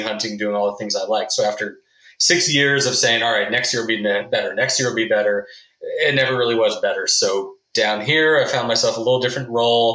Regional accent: Northern California, United States; moved away as an adult; also born or lived in Wasilla, Alaska; now in California, United States; I moved up there from Northern California, where I grew up

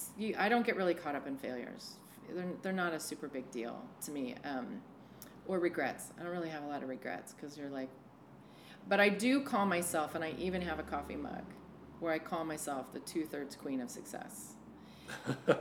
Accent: San Francisco, California, United States; moved away as an adult; also born or lived in Portland, Oregon; now in Astoria, United States; I grew up in San Francisco

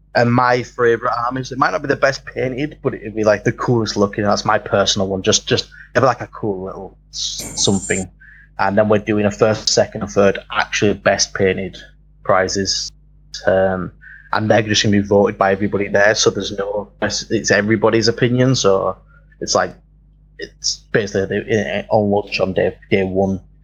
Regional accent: London, United Kingdom; now in Leeds, United Kingdom; I'm actually from London. I live at the other end of um, Britain, uh, over uh, of England. I live right up north in Leeds

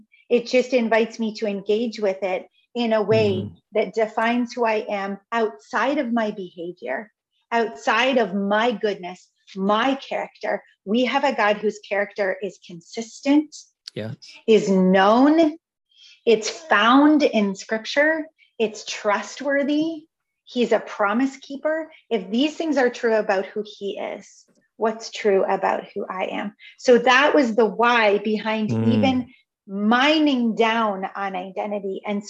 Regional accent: Canada; I am Canadian. I am a Christian. I am a woman. I am white.

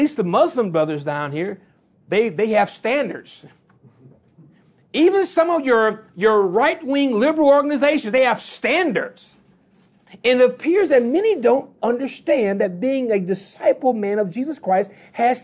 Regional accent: Louisiana, United States; I'm from Louisiana, so I talk fast by nature

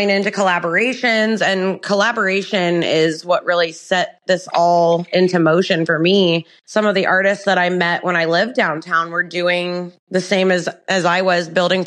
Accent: Upper Arlington, Ohio, United States; also born or lived in Columbus, Ohio; now in Baltimore, Ohio, United States; An Ohio native, as you said, and I was raised in Upper Arlington, which is a small suburb outside Columbus

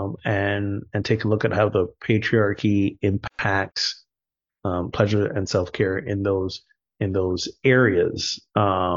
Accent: Barbados; also born or lived in United States; now in Morocco; my home country, Barbados, which arguably is a little more gender progressive

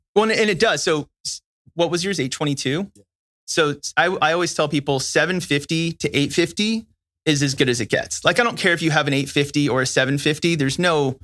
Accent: California, United States; I'm from California

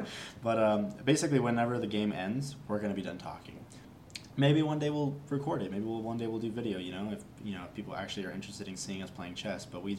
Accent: Las Vegas, Nevada, United States; born or raised there; also born or lived in Los Angeles, California

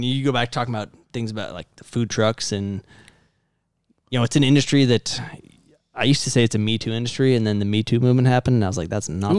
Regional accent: Chicago, Illinois, United States; there's Chicago in my blood. I was born in Chicago

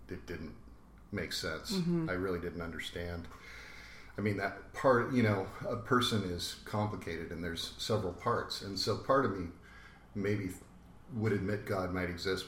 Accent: San Jose, California, United States; It was the late 70s, and I grew up in San Jose

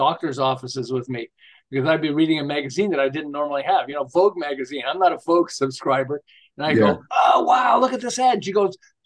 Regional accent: Montreal, Quebec, Canada; moved away as an adult; now in Southern California, United States; I'm originally from Montreal. I live in Southern California now. We've lived here for 37 years.

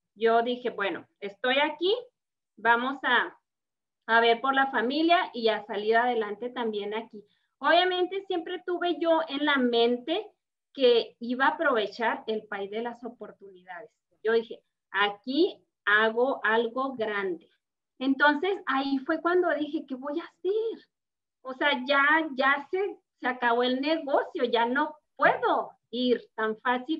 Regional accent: Chihuahua, Mexico; moved away as an adult; also born or lived in Denver, United States; now in United States; yo soy eh, procedente de Chihuahua, México

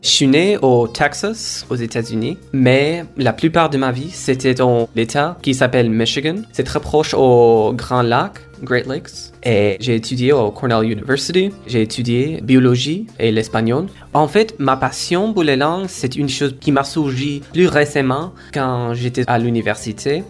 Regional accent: India; first language Kora; French is a second language; moved away as an adult; now in Basque Country, Spain; ma langue maternelle qui s'appelle Kora, que je parlais dans ma maison, c'est une des langues plus vulnérables en Inde

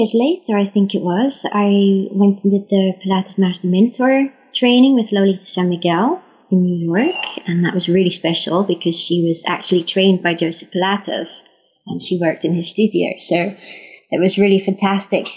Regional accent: Liverpool, North West England, United Kingdom; now in Netherlands; I was born in Liverpool in England

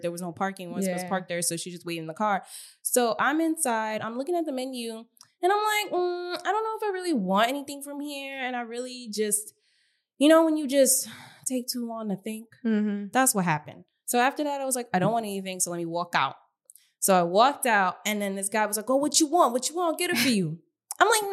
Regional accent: New York, United States; I'm from New York

